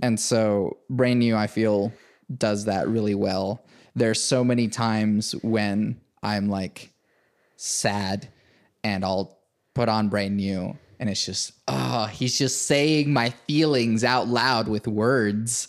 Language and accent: English; Venezuela; now in United States; I was born in Venezuela. Came here in two thousand one.